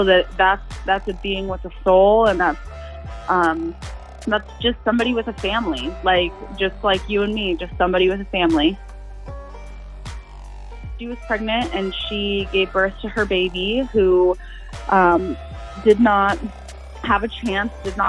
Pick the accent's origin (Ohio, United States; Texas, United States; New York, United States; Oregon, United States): Ohio, United States; growing up in Ohio